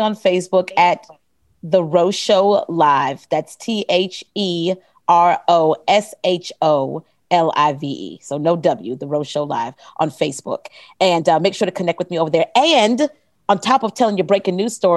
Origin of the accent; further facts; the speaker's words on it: the South, United States; I'm a Southerner